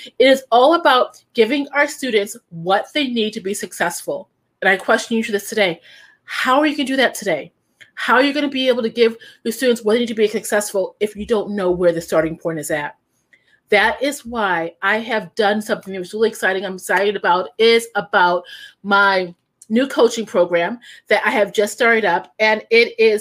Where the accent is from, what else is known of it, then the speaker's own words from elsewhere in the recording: Chicago, Illinois, United States; also born or lived in Indiana; I'm from Indiana, but grew up in Chicago.